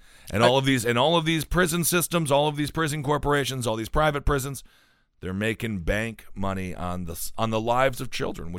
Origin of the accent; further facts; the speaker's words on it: Milwaukee, Wisconsin, United States; I grew up in Wisconsin, not in Colorado.